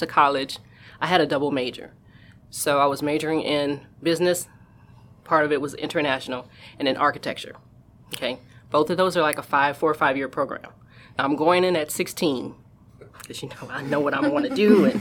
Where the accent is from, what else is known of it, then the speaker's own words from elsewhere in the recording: New Orleans, Louisiana, United States; moved away as an adult; now in California, United States; I'm originally from New Orleans, Louisiana, so I wound up moving here